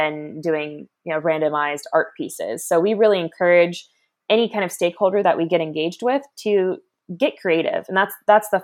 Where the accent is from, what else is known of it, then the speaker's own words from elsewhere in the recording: Daytona Beach, Florida, United States; I grew up in Daytona Beach, Florida, around the ocean all my life